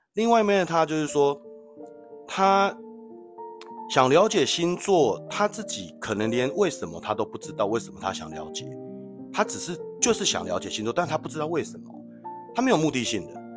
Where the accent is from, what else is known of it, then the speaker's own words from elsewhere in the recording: Taiwan; 我们台湾人都叫做姨妈